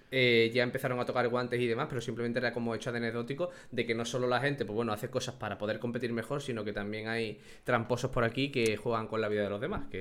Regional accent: Andalusia, Spain; como andaluz me estoy sintiendo insultado

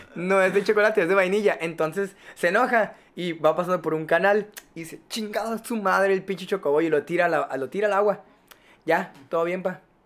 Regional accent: Mexico; nosotros como mexicanos

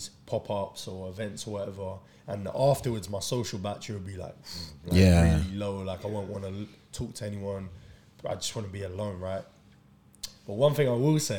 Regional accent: United Kingdom; also born or lived in South Africa; my parents migrated to this country when I was like two, they migrated from South Africa.

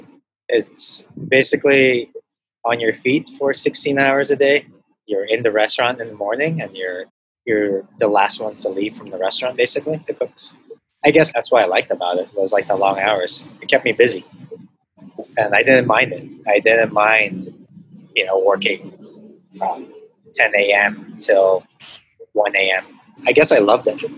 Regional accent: Los Angeles, California, United States; moved away as an adult; also born or lived in Hong Kong; now in Manila, Philippines; I grew up in the Valley. So mostly all my friends in high school were Mexican. So from San Fernando Valley.

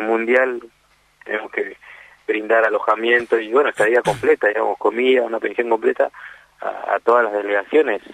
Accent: Corrientes, Argentina; somos acá de Corrientes

